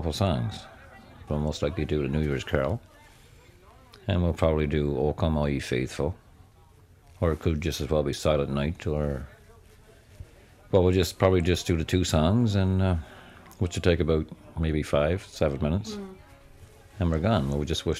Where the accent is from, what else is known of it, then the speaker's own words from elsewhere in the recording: Robert's Arm, Newfoundland and Labrador, Canada; from Robert's Arm, Green Bay